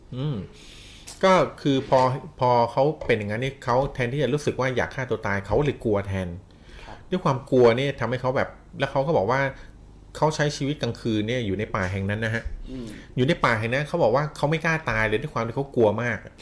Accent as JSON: {"language": "Thai", "country": "Thailand", "said": "เราเกิดในประเทศไทยที่มีพุทธศาสนา เป็นศาสนาประจำชาติ"}